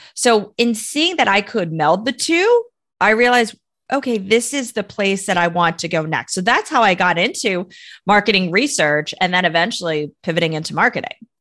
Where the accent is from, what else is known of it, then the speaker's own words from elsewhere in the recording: United States; I am Chinese American